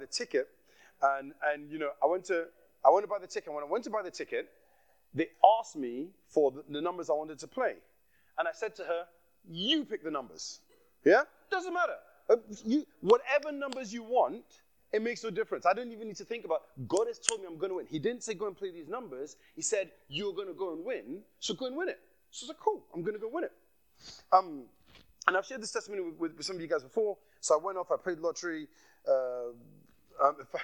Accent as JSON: {"language": "English", "country": "Nigeria", "accent": "Nigerian", "said": "I slipped into my Nigerian accent there."}